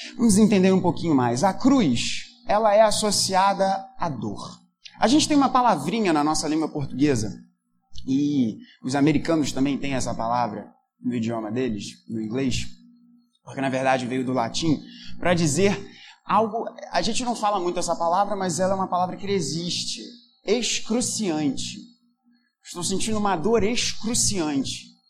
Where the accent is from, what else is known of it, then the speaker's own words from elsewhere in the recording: Brazil; a gente é brasileiro